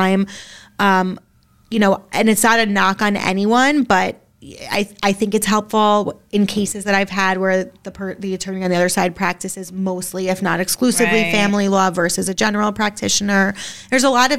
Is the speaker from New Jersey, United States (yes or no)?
yes; Bergen County, New Jersey, United States; moved away as an adult; now in Westfield, United States; we are from Bergen County, which is a bubble, an amazing bubble that we love